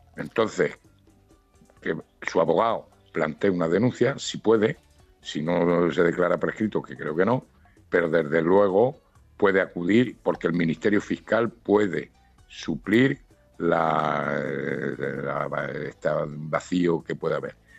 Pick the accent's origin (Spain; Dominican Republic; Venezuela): Spain; Ciudad Real, Castilla-La Mancha; now in Granada, Spain; yo soy manchego, yo soy de Ciudad Real, que también hace frío